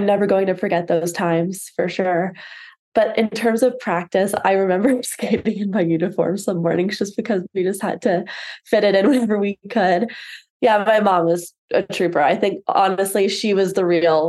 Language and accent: English; London, United Kingdom; moved away; I grew up in London